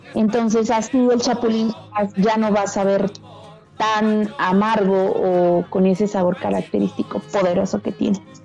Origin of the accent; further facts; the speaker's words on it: Mexico; nosotros como mexicanos